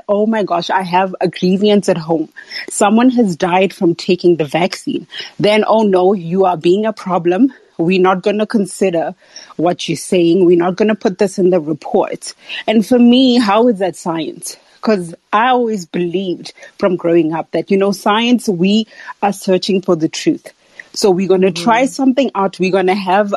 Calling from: South Africa; I'm calling from South Africa

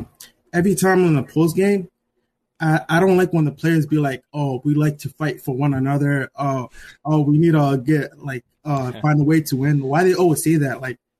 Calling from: Hudson, Wisconsin, United States

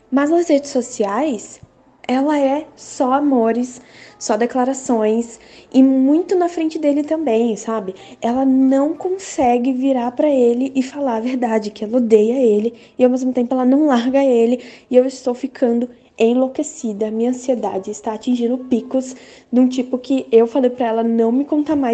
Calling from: São Paulo, Brazil; sou de São Paulo

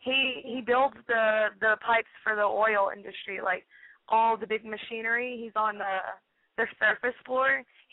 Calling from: Houston, Texas, United States; I'm 21 years old, and I live in Houston, Texas.

